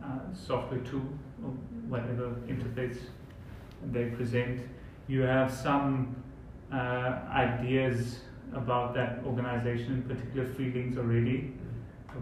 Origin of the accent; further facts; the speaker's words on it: South Africa; how we would do it in South Africa